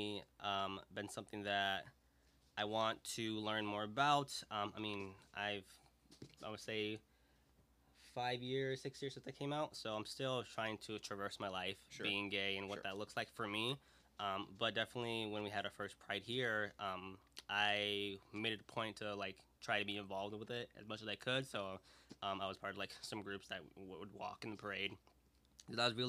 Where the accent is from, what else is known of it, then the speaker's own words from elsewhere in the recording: Aurora, Illinois, United States; growing up in Aurora